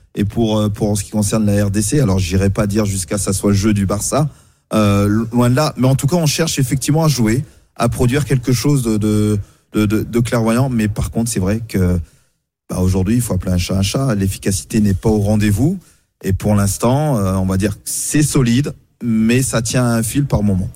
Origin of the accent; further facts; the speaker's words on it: France; c'est quand même chez nous en France où on vient